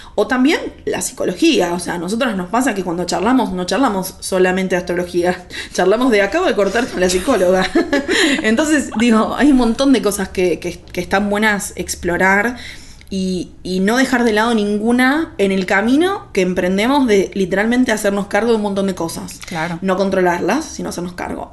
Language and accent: Spanish; Argentina